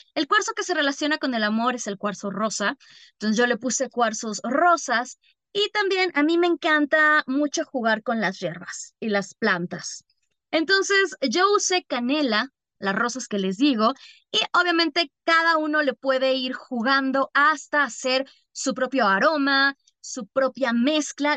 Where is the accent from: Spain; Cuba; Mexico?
Mexico; also born or lived in Algeria; yo sí soy como buena bruja mexicana